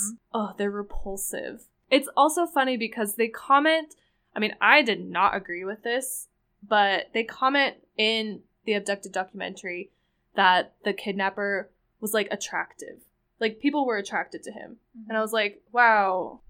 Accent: United Kingdom; And I'm British.

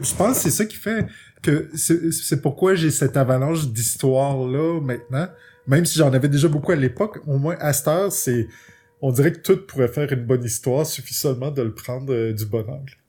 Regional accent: Quebec, Canada; c'est la chance d'être québécois, puis de, pour la plupart, on grandit avec les bibliothèques de nos parents

